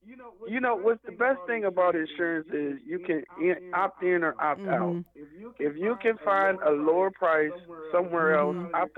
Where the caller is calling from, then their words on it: Cleveland Heights, Ohio, United States; I'm calling from Cleveland Heights.